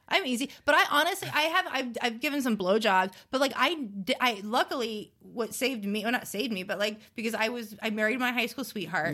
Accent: South Florida, United States; I grew up in South Florida

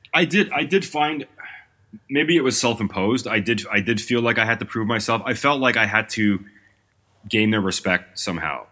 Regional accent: Toronto, Ontario, Canada; I'm from Toronto

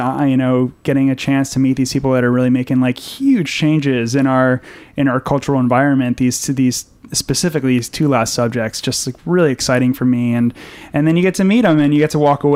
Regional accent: Fairfield County, Connecticut, United States; now in New York City, United States; I grew up in Connecticut, about an hour out of the city, in Fairfield County

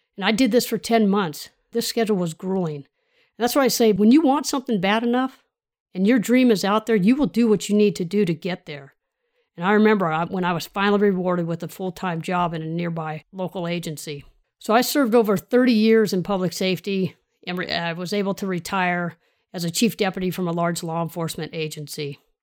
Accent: Sacramento, California, United States; So I grew up in the Sacramento region, South area

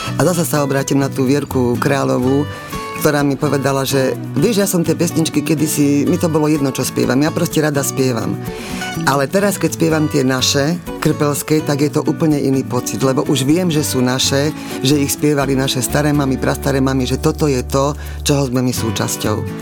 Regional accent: Martin, Žilina Region, Slovakia; keď som rodáčka z Martina, tak mojou veľkou ambíciou samozrejme bolo vrátiť sa sem do Martina

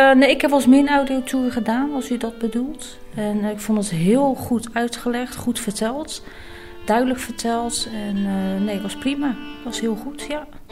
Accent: Rotterdam, South Holland, Netherlands; ik kom uit Rotterdam

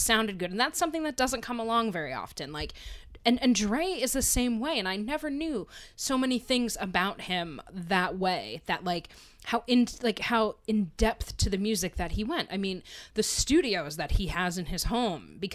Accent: Pennsylvania, United States; where I grew up in Pennsylvania

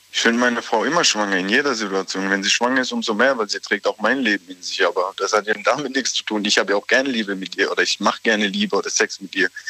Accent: Aglasterhausen, Baden-Württemberg, Germany; aus Aglershausen. Das ist bei Sinsheim da in Moosbach in der Nähe

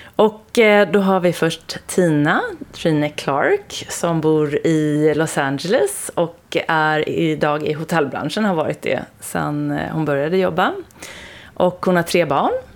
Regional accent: Sweden; also born or lived in Stockholm; alla vi är ju då svenskar

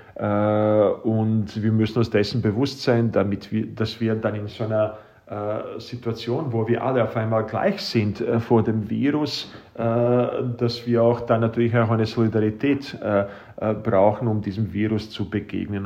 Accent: Bosnia & Herzegovina; now in Austria; ich selbst bin aus Bosnien-Herzegowina stammend

